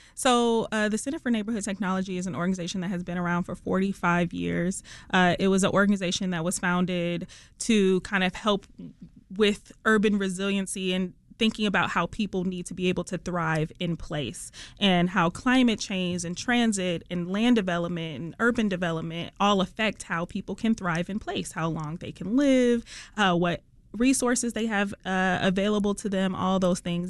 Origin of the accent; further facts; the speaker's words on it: Detroit, Michigan, United States; accent: Detroit; moved away as an adult; also born or lived in Los Angeles; I'm from Detroit. I'm from the East Side